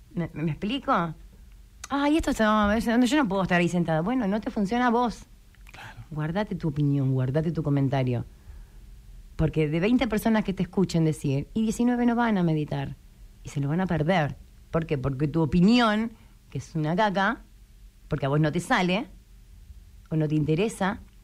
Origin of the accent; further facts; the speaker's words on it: Malvinas Argentinas, Buenos Aires, Argentina; Yo soy de Malvinas Argentina